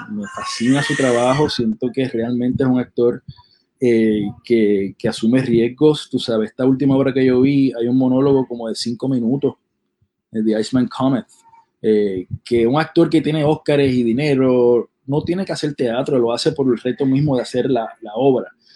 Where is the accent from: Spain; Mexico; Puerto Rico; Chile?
Puerto Rico; nosotros somos de Puerto Rico